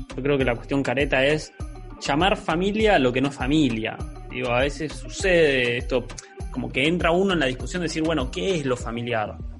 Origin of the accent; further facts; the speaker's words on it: San Martín de los Andes, Neuquén, Argentina; moved away; yo vengo de San Martín de los Andes, pueblo divino, hermoso